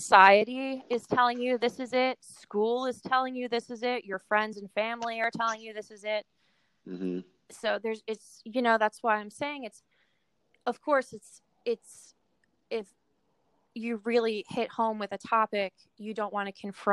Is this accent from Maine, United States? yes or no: no; New York City, New York, United States; I'm born and raised from Queens.